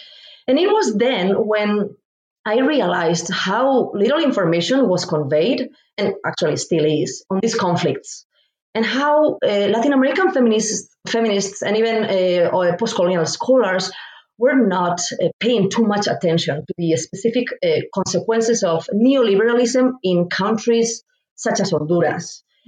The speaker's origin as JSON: {"language": "English", "country": "Spain", "moved": "as an adult", "lives_now": "United States", "said": "I'm originally from Spain and moved to the United States to pursue grad studies."}